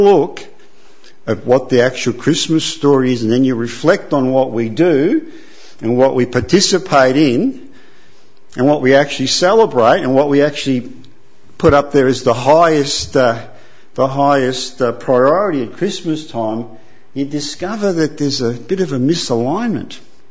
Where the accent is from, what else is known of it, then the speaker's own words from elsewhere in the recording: Italy; I'm from Italy, so you have to be a Roman Catholic.